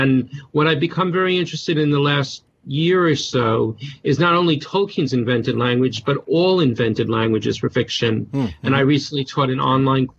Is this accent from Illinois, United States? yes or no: no; New York, United States; accent: Bronx; moved away as an adult; now in United Kingdom; I was born in the Bronx, New York, actually, so I come from New York